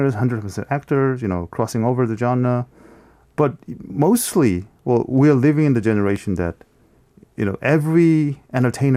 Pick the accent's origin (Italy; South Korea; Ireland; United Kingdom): South Korea; Seoul; we the people from Seoul, uh-huh. Seoulites